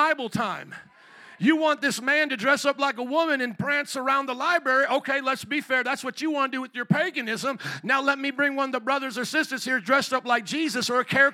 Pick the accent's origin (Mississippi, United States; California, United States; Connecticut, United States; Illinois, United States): Illinois, United States; Chicago